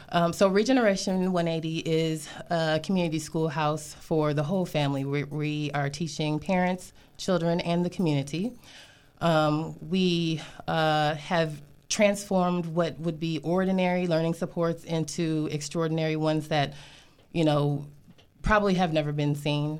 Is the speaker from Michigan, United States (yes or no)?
yes; Grand Blanc, Michigan, United States; moved away as an adult; also born or lived in Flint, Michigan / Atlanta, Georgia; now in DMV area, United States; I was born in Flint, Michigan. Um, I grew up right outside of there, uh, in a suburb called Grand Blanc